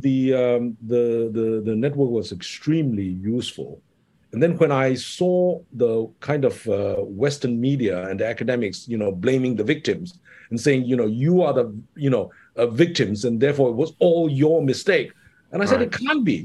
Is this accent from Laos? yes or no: no; Kota Kinabalu, Sabah, Malaysia; moved away; also born or lived in United Kingdom / Hong Kong; I grew up in Sabah